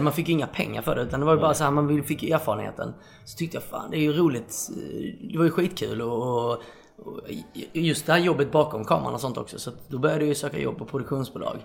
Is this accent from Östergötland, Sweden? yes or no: no; Osby, Skåne, Sweden; moved away as an adult; also born or lived in Stockholm; now in Malmö, Sweden; jag flyttade från Osby där jag kommer ifrån.